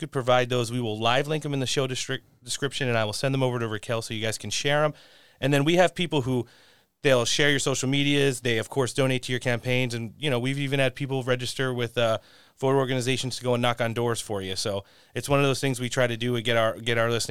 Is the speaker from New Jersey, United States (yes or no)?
yes; New Jersey, United States; I grew up in CD3 in New Jersey.